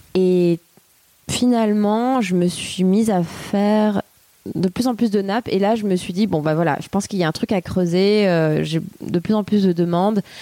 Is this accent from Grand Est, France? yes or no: no; Fontvieille, Provence-Alpes-Côte d'Azur, France; moved away as an adult; also born or lived in Arles / Paris; now in Marseille, France; Je suis née à, à Arles, Euh, donc dans le treize, euh, et j'ai grandi donc à côté de Arles, euh, Fontvieille